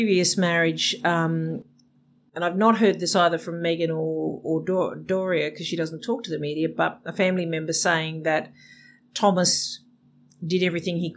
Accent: Australia

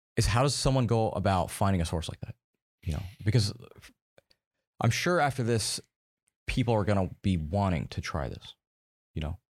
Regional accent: United States; I'm American

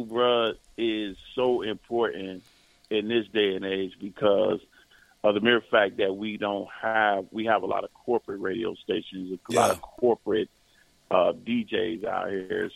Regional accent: Cincinnati, Ohio, United States; I'm in Cincinnati. That's where I'm from. I'm from Cincinnati, Ohio

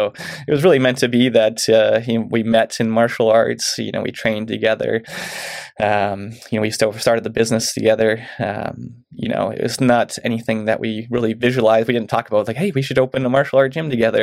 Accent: Mission, British Columbia, Canada; moved away as an adult; now in Chilliwack, Canada; I grew up in Mission

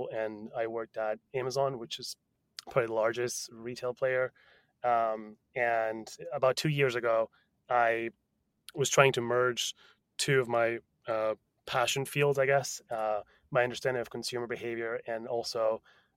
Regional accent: Barcelona, Catalonia, Spain; first language Spanish; English is a second language; also born or lived in France / California; now in New York, United States; I was born in Spain. I grew up between Spain and France. So English is actually my fourth language.

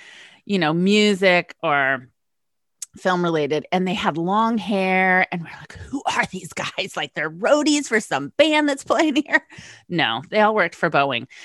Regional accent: West Coast, United States; moved away; West Coast girl moves east.

